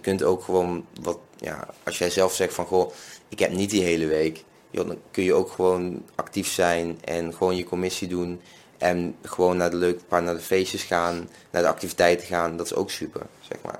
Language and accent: Dutch; Venlo, Limburg, Netherlands; now in Nijmegen, Netherlands; ik kom uit Venlo, woon in Nijmegen